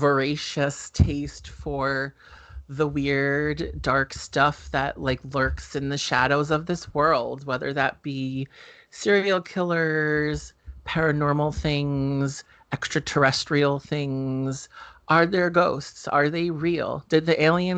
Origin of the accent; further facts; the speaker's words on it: New Jersey, United States; we grew up in New Jersey